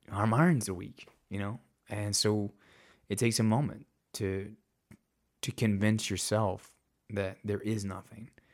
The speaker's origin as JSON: {"language": "English", "town": "Hot Springs", "region": "Arkansas", "country": "United States", "tie": "born or raised there", "said": "It was in Hot Springs, so it was in my hometown"}